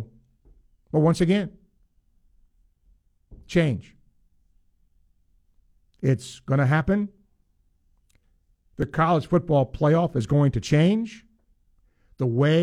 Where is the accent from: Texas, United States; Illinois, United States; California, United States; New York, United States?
New York, United States; moved away; as a kid growing up in New York State.